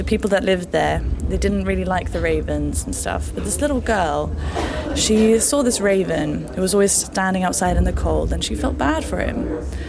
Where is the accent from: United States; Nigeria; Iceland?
Iceland; I'm from Iceland